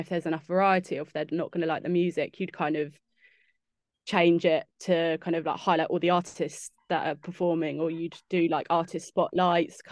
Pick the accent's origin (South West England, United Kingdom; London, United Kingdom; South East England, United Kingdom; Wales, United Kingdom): South East England, United Kingdom; Windsor; I'm from Windsor